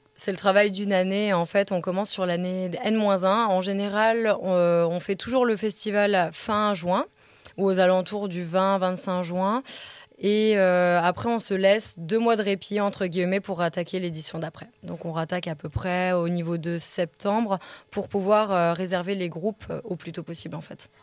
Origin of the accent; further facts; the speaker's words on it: Alsace, Grand Est, France; now in Savoie, France; je suis alsacienne